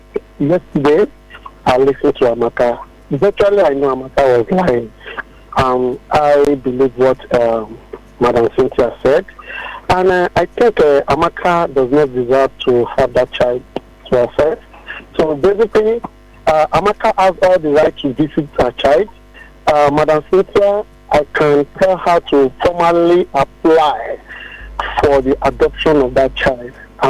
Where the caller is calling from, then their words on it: Ajah, Lagos, Nigeria; I'm calling from Aja.